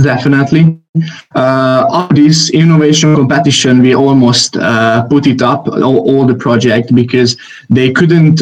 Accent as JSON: {"language": "English", "country": "Hungary", "said": "I am from Hungary."}